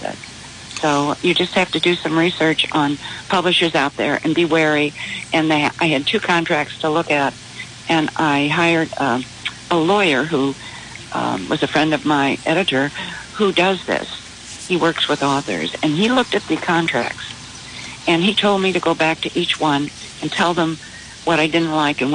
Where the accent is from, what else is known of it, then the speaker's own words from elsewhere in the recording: St. Louis, Missouri, United States; moved away as an adult; also born or lived in Cedar Rapids, Iowa; I was from St. Louis